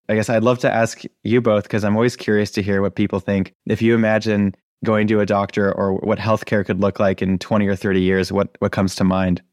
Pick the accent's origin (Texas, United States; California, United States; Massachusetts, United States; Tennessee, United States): Massachusetts, United States; Acton; I grew up in Acton, Massachusetts